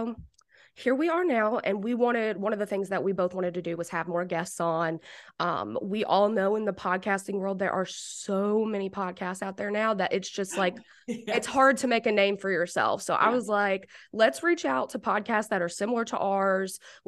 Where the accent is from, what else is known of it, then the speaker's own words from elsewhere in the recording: United Kingdom; No, I am like boring white. I'm like from Britain or something.